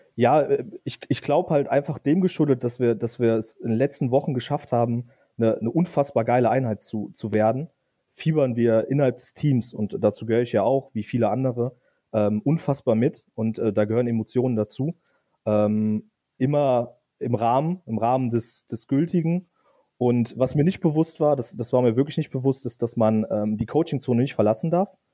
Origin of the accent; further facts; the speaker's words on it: Eifel, Rhineland-Palatinate, Germany; moved away as an adult; also born or lived in Westerwald; now in Koblenz, Germany; sind dann in die viel schönere Eifel gezogen. Ähm, und dort habe ich dann eigentlich die meiste Zeit meines Lebens verbracht, ähm, bis nach dem Abitur